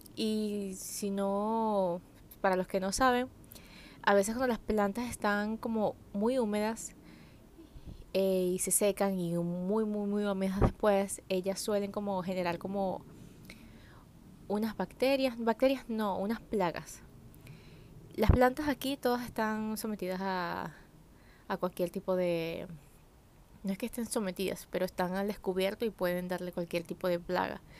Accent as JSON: {"language": "Spanish", "country": "Venezuela", "tie": "born or raised there", "said": "yo crecí en un pueblo, en Venezuela"}